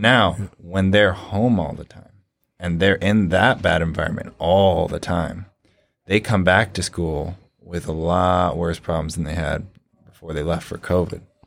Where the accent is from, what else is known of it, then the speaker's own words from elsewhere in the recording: California, Washington, West Coast, United States; moved away as an adult; now in Ohio, United States; I hail from the East Coast, or West Coast, uh, California, in Washington. I moved out here to Ohio about three years ago